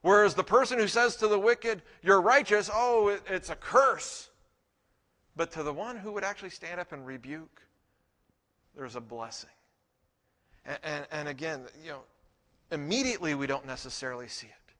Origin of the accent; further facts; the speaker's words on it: United States; we are Americans